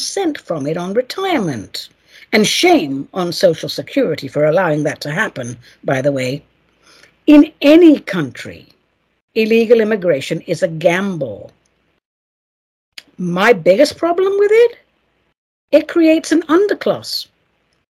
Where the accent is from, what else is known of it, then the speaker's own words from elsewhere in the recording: England, United Kingdom; now in United States; if I was to be sent back to England now, after 34 years here, I'd be a total fish out of water